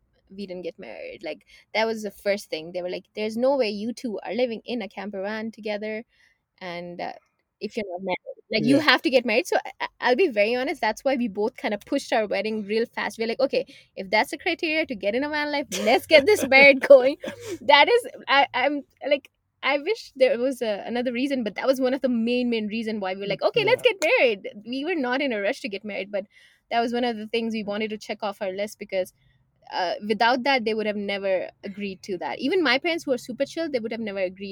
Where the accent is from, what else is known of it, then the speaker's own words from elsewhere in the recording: India; moved away as an adult; now in Canada; growing up in India, even though it was a very traditional environment